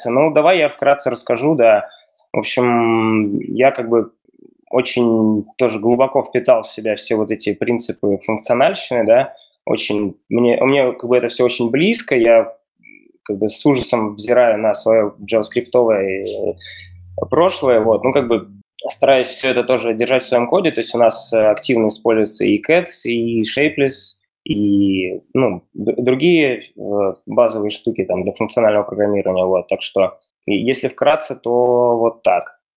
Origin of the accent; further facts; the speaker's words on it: Russia; я учился в Бауманке в Москве, я вообще ну, из России.